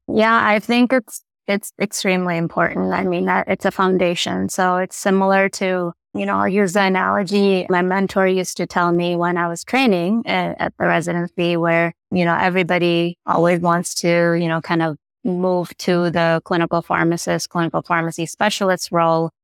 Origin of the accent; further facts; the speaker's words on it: Chicago, Illinois, United States; moved away as an adult; I'm originally from Chicago. So I relocated back to Chicago